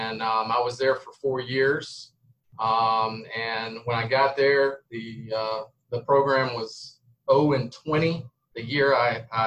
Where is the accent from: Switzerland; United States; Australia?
United States; Columbia, South Carolina; now in North Augusta, United States; I was born and raised in Columbia. Went to Ben Lippin School in Columbia.